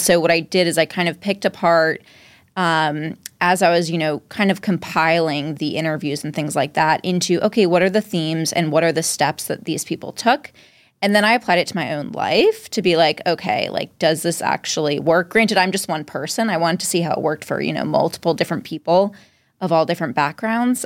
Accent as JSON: {"language": "English", "town": "Dover", "region": "Massachusetts", "country": "United States", "tie": "born or raised there", "also_born_or_lived": "Cambridge, Massachusetts / Somerville, Massachusetts", "lives_now": "Boston, United States", "said": "I was born in Dover, Mass, which is like right near Wellesley, Natick"}